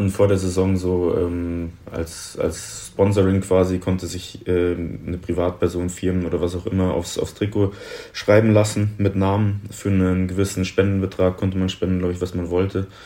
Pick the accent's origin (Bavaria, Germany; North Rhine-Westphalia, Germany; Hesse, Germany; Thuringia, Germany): Bavaria, Germany; Munich; Ähm, ich bin in München geboren, also echtes Münchner Kindl.